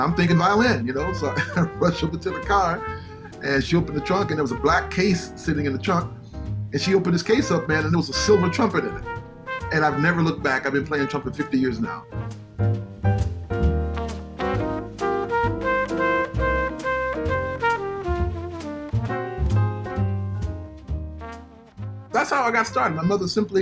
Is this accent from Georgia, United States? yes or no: yes; Atlanta, Georgia, United States; I was born and raised in Atlanta, Georgia